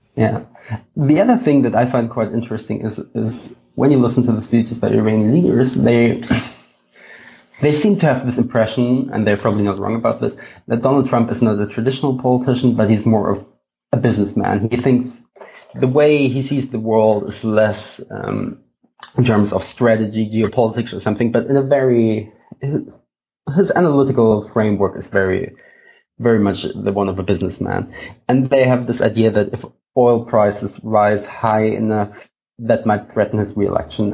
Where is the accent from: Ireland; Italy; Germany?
Germany; I'm from Germany